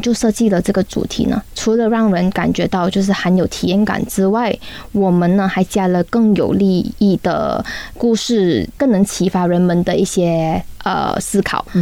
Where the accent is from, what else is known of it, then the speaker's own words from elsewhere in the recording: Malaysia; 我们马来西亚的人